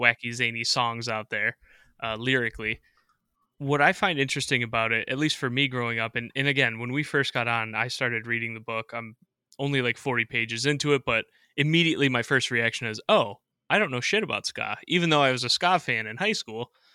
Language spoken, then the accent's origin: English; Rochester, New York, United States; I grew up in Rochester, New York, so I'm out in Western New York